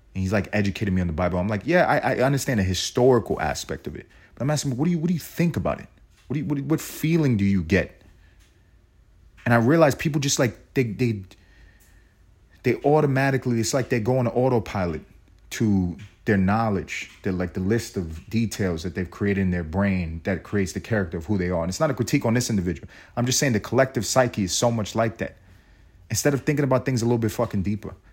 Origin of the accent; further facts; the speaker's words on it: United States; I'm as American as they come.